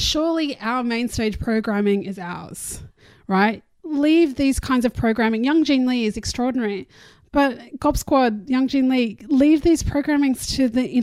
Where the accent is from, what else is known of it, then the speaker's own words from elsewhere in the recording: Australia; I'm Australian